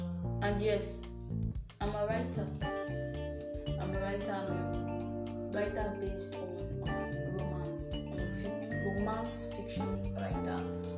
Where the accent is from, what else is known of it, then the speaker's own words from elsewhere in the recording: Nigeria; I'm a Nigerian, just 20 years old.